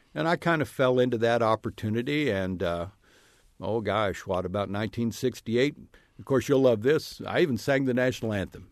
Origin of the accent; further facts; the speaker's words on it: Brazil, Indiana, United States; Brazil High School, Brazil, Indiana, my hometown